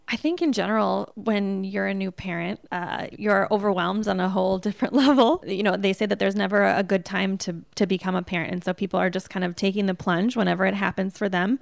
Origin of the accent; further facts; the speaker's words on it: Sheboygan, Wisconsin, United States; I grew up in Sheboygan, Wisconsin, which is the bratwurst capital of the United States.